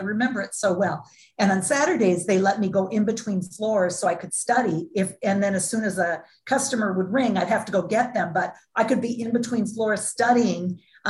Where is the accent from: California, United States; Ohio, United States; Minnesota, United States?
Minnesota, United States; Duluth; I was born and raised in Duluth, Minnesota, small town in Minnesota.